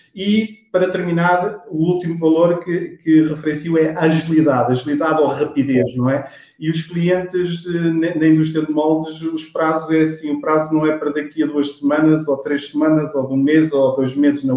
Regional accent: Monte Real, Leiria District, Portugal; sou, sou de Monte Real, Leiria

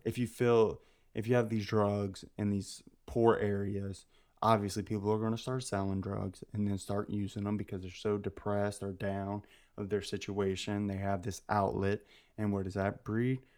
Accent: United States; I'm American

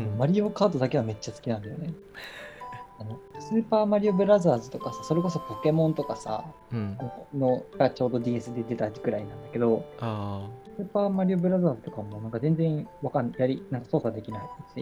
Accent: Nagoya, Aichi, Japan; moved away; also born or lived in Yokohama; ずっと名古屋に十年間ぐらいいて、横浜に四年間行ったみたいな感じだから、都会育ちかな

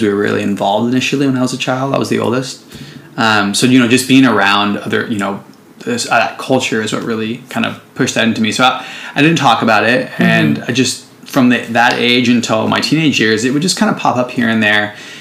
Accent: San Jose, California, United States; moved away as an adult; now in Oakland, United States; I'm um, from the Bay Area. I'm from San Jose, actually. Currently live in Oakland

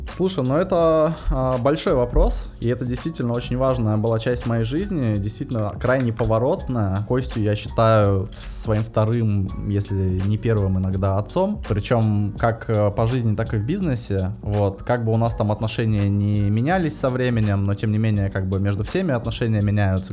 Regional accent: Novosibirsk, Novosibirsk Oblast, Russia; also born or lived in Moscow; now in United Kingdom; я из Москвы родом, но в 5 лет меня перевезли в Новосибирск. Я тогда сам еще мало чего решал по жизни. И в итоге я вырос в Новосибирске

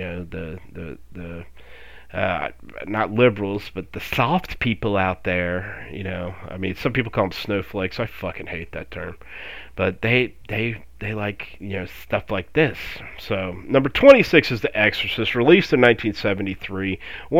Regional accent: Florida, United States; I grew up in Florida

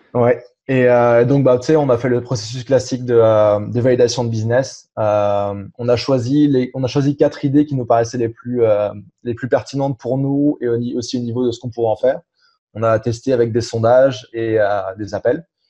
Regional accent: France; moved away as an adult; also born or lived in Germany / England; now in Montreal, Canada; je suis rentré en France, j'avais 5 euh, ans. Donc entre 5 ans et 18 ans, j'ai fait le, le, cursus classique euh, français.

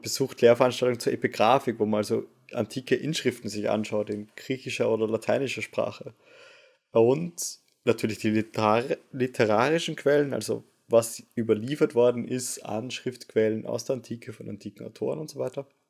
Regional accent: Vienna, Austria; moved away as an adult; now in Osnabrück, Germany; als Wiener dann doch sehr froh war, dass ich meinen Master sehr entspannt zu Hause machen konnte

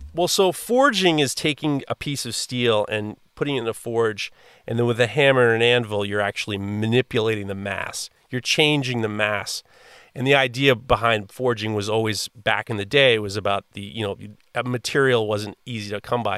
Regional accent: New York City, New York, United States; I grew up in Manhattan in the in the late in the early 80s

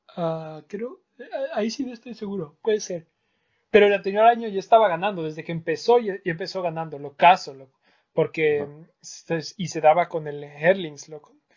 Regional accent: Ecuador; nosotros de Ecuador

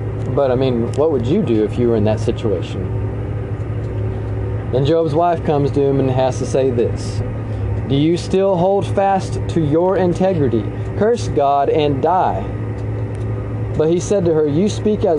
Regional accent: United States; as an American people

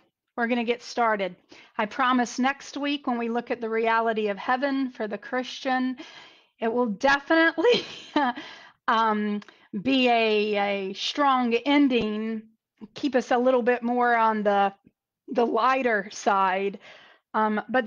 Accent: North Carolina, United States; North Carolina. My home state, where I'm from, or as we call it, North Kakalaki.

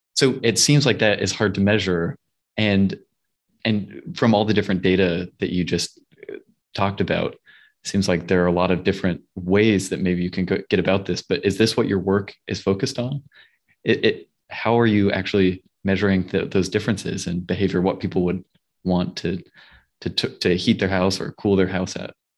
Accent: Salt Lake City, Utah, United States; moved away; I grew up in Salt Lake City, Utah

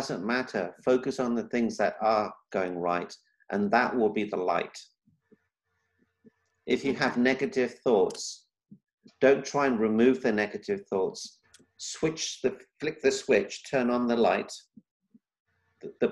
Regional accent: Kenya; I was born in Kenya

